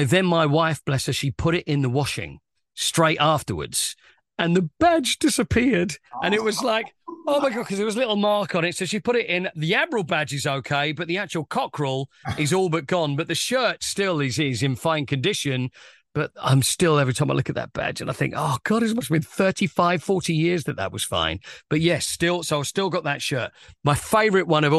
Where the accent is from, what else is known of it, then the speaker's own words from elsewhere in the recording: Romford, London, United Kingdom; But when I grew up in Harrowwood near Romford